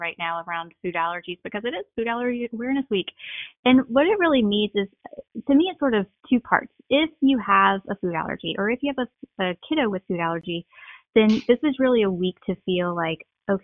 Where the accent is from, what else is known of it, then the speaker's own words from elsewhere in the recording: Southeast Louisiana, United States; growing up in Southeast Louisiana, I spent a lot of time at my grandparents' farm